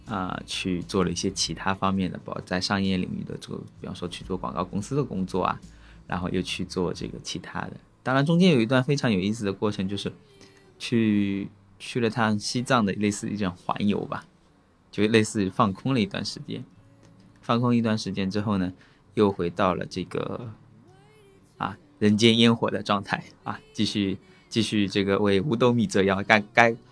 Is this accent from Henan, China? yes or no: no; Zhoushan, Zhejiang, China; 我是这么长大的